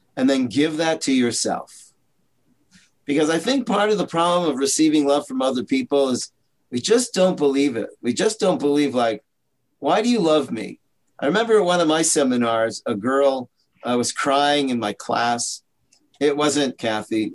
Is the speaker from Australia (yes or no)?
no; Toronto, Ontario, Canada; moved away as an adult; also born or lived in Israel; I'm from Canada, Toronto